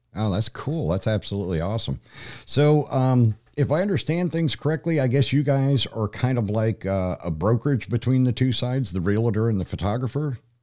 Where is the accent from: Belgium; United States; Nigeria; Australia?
United States; Troy, Pennsylvania; moved away; also born or lived in Denver; my hometown zip code, which is for Troy, Pennsylvania.